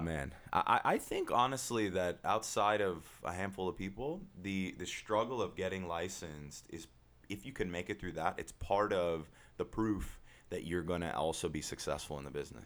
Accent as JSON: {"language": "English", "town": "Huntington Beach", "region": "California", "country": "United States", "tie": "born or raised there", "said": "born and raised in Huntington Beach"}